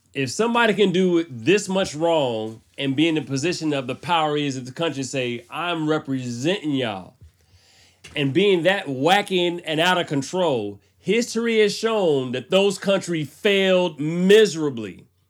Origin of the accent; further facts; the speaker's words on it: United States; I'm American